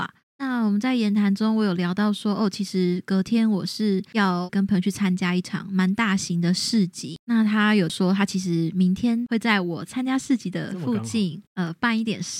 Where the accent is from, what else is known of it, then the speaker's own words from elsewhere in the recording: Taiwan; accent: Taiwanese Mandarin; 我刚好像有点台湾国语。